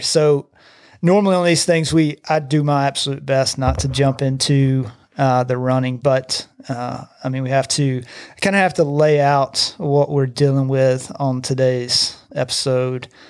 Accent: Gardendale, Alabama, United States; I grew up in Gardendale

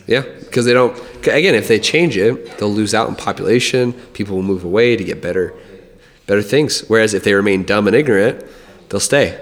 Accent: Albuquerque, New Mexico, United States; also born or lived in Montana; growing up in Albuquerque

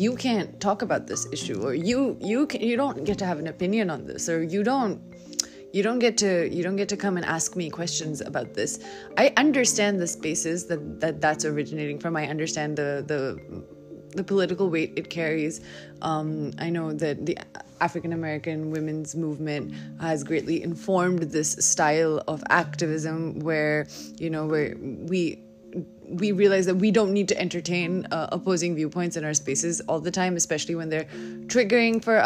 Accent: Delhi, India; I'm a girl from Delhi. I live in South Delhi

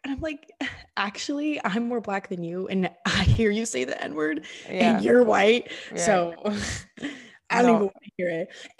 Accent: Florida, United States; I'm from Florida and all my friends are black, so I can say it.

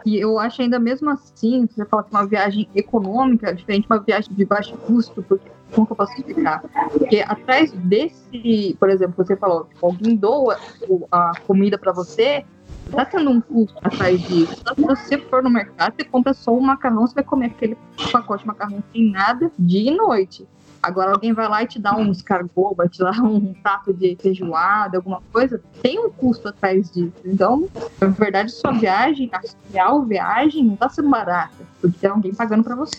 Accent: Taubaté, São Paulo, Brazil; Sou de Taubaté, Taubaté, Texas, para mais os desconhecidos, né? cidade do Monteiro Lobato, Hebe Camargo.

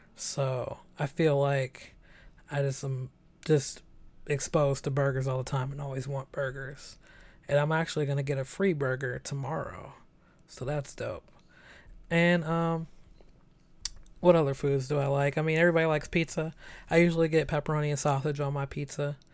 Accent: San Francisco, California, United States; also born or lived in Chicago; I'm 27, born and raised in San Francisco

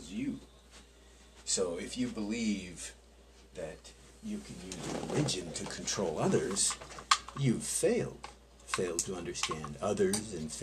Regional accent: Canada; as a Canadian

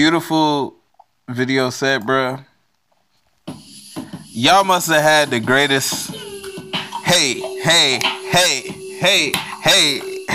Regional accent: Virginia, United States; I'm from Virginia

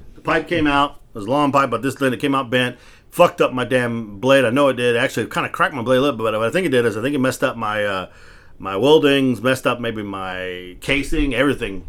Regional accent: United States; born or raised there; also born or lived in Texas

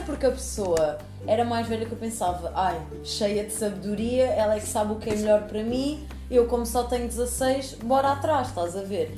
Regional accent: Lisbon, Portugal; eu venho de Lisboa

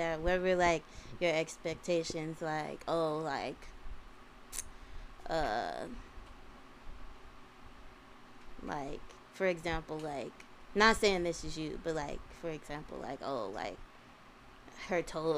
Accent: Chicago, Illinois, United States; I'm from Chicago

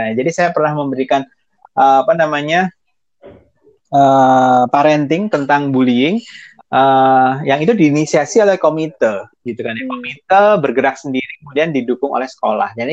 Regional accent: Ambon, Maluku, Indonesia; saya kan dengan saya ini beda secara fisik dengan teman-teman saya di Ambon gitu

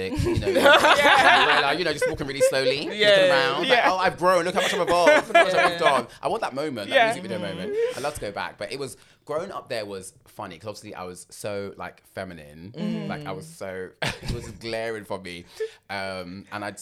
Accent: London, United Kingdom; I grew up in West London. So Acton Town.

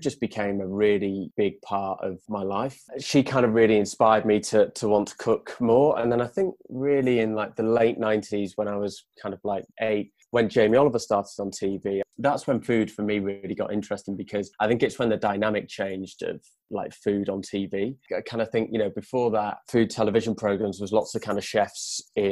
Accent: Wales, United Kingdom; now in London, United Kingdom; I grew up in Wales

